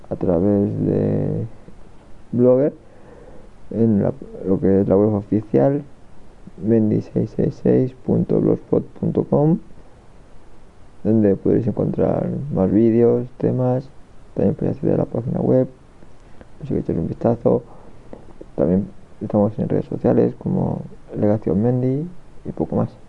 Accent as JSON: {"language": "Spanish", "town": "Guadalajara", "region": "Castilla-La Mancha", "country": "Spain", "said": "somos de España, de Guadalajara, en España"}